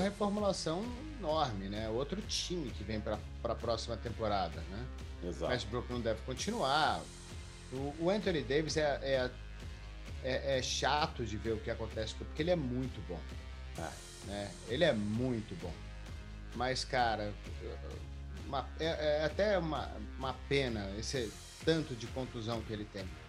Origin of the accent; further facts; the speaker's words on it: Minas Gerais, Brazil; como bom mineiro